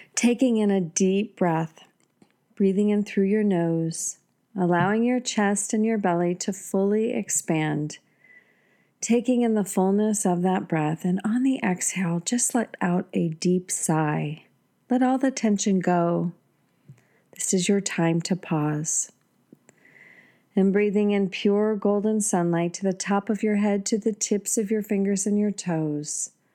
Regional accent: United States; I've never been so proud to be an American

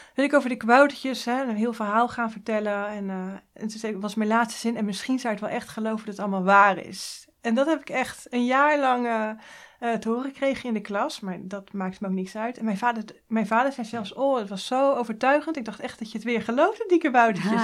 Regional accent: Hoeksche Waard, South Holland, Netherlands; In de Hoekse Waard, dat is vlak onder Rotterdam

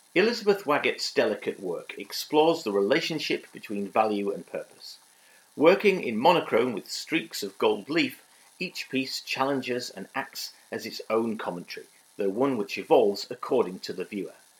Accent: Yorkshire and the Humber, United Kingdom; now in London, United Kingdom; I'm from Yorkshire

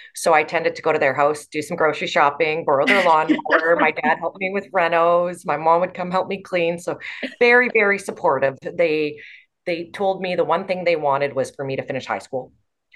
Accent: Canada; also born or lived in Botswana; when I was 11 years old to 14, I lived in Africa as a missionary child. So we grew up in Botswana. And then after growing up there, we came back to Canada to finish our schooling.

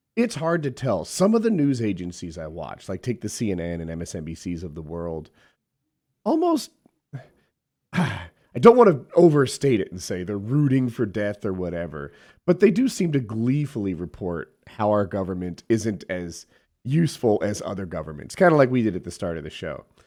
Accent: United States; as an American

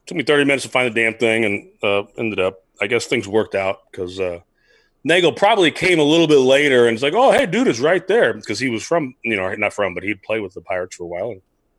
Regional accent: San Diego, California, United States; I'm a Southern California boy. I grew up surfing

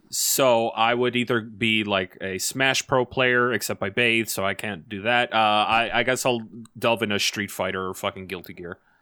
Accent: Canada; I'm Canadian

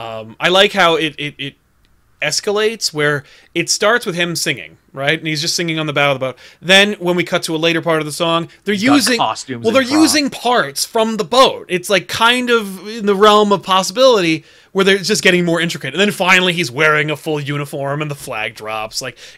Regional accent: Utica, New York, United States; Well, I'm from Utica.

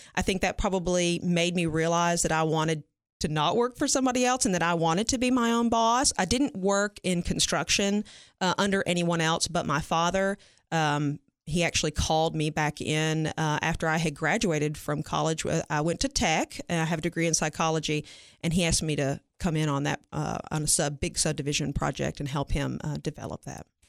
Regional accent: Franklin, Tennessee, United States; moved away as an adult; now in Cookeville, United States; I'm originally from Franklin, uh, Williamson County area, born and raised

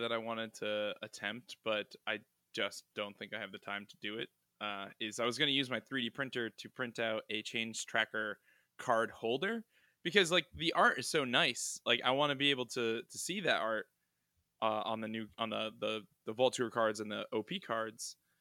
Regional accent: New England, United States; I'm from New England

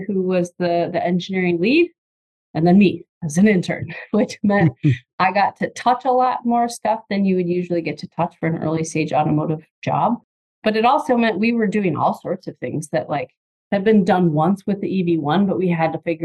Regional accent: Michigan, United States; I was born and raised in Michigan

